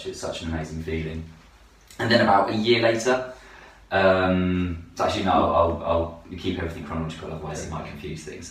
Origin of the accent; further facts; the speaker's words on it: Milton Keynes, South East England, United Kingdom; Born and raised in Milton Keynes